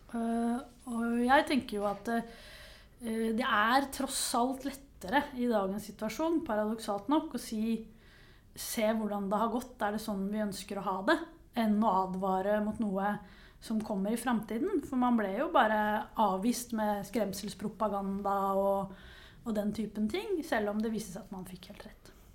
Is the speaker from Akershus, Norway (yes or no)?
yes; Nesodden, Akershus, Norway; now in Oslo, Norway; er jeg utdanna historiker fra Nesodden